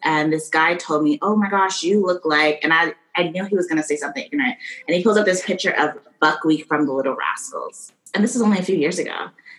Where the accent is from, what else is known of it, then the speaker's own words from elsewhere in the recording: Calgary, Alberta, Canada; also born or lived in Miami, United States; I am Canadian. I was born here in Calgary, Alberta, but I also spent part of my childhood growing up in Miami, Florida. I lived there for all of elementary school, and then I moved back here.